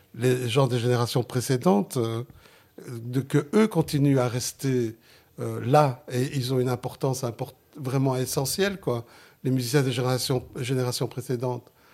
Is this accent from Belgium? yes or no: yes; Genk, Flanders, Belgium; first language Sicilian; French is a second language; Je suis né en Belgique, je suis né dans Limbourg, en, Flandre, à Waterskay